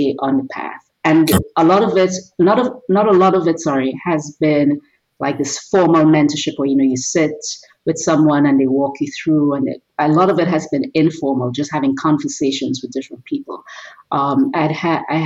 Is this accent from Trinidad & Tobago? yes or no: yes; Trinidad & Tobago; now in United States; I grew up in Trinidad and Tobago in the Caribbean.